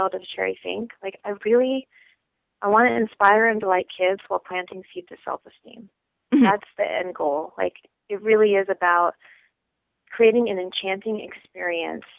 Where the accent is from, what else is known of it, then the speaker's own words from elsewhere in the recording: Virginia, United States; I grew up in Virginia